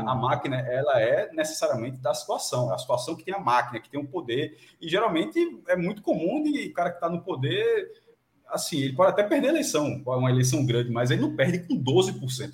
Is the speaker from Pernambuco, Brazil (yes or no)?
yes; Pernambuco, Brazil; eu sou pernambucano